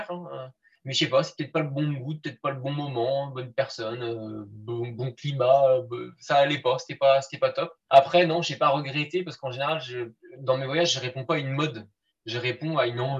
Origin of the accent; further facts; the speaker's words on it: Brittany, France; Et sinon, je suis du Finistère, le plus beau département.